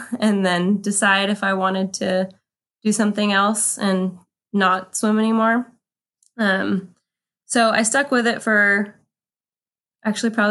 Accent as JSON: {"language": "English", "town": "Ventura", "region": "California", "country": "United States", "tie": "born or raised there", "said": "I grew up in Ventura, California, which is about equally between Santa Barbara and Los Angeles on the coast. I actually live in Ventura today."}